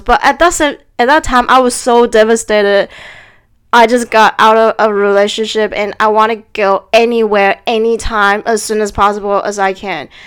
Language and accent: English; Taiwan; moved away; should I go back to Taiwan